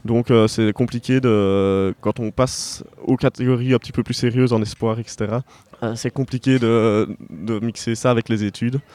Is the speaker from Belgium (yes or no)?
yes; Herve plateau, about twenty kilometres from Liège, Wallonia, Belgium; now in Liège, Belgium; si je suis né à Liège, mais j'ai pas grandi à Liège, donc j'ai grandi à une, vingtaine de kilomètres d'ici, dans la campagne, donc, voilà. sur le plateau de Herve au milieu des champs